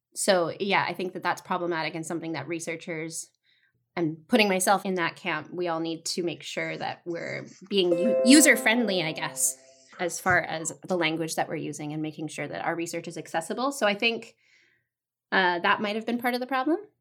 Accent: Vancouver, British Columbia, Canada; also born or lived in Toronto; I am from Vancouver, BC, originally, born and raised.

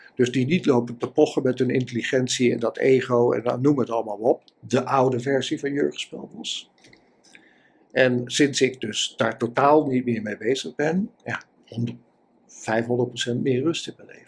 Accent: Utrecht, Netherlands; ik kom uit Utrecht

